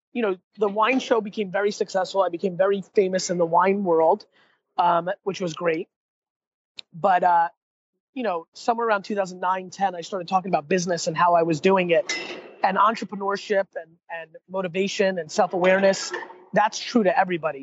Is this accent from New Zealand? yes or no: no; United States; also born or lived in Russia; I was born in Russia, and then uh, and then went to uh, America when I was a little kid